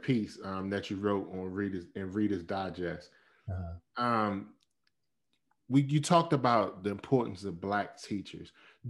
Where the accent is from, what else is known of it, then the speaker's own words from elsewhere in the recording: East Coast, United States; I'm from the East Coast as well, and we moved west.